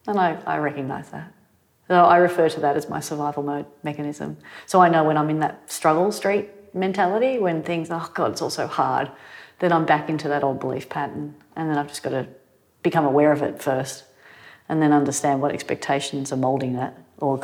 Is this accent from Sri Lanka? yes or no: no; Manly, New South Wales, Australia; growing up in Manly